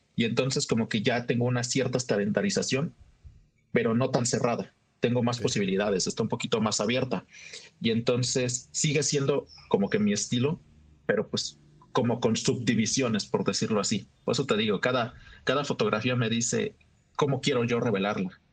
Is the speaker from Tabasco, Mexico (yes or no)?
no; Oaxaca, Mexico; soy un fotógrafo de la ciudad de Oaxaca